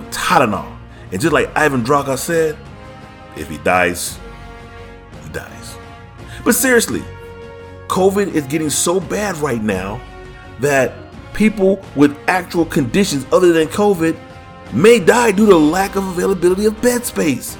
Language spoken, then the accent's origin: English; Texas, United States; I was born in the United States, son of the Lone Star State, and I'll be damned if I claim any other country.